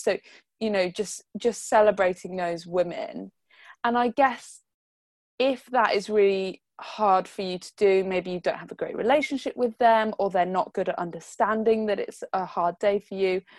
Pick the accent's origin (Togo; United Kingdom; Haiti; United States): United Kingdom; we're like British